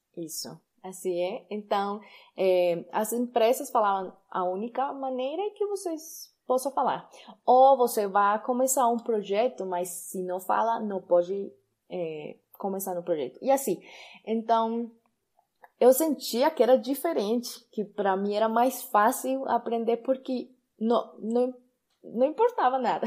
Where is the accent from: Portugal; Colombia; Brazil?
Colombia; accent: Spanish; Portuguese is a second language; also born or lived in Chía, Colombia; Eu sou colombiana e eu moro sim na Colômbia.